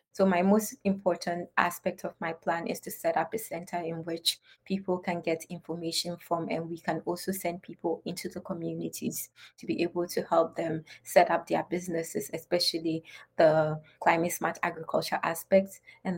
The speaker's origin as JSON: {"language": "English", "region": "Upper East", "country": "Ghana", "said": "I'm from Northern Ghana, to be precise, Upper East Region. And growing up as a child and originating from a society in which has deep-rooted cultural norms"}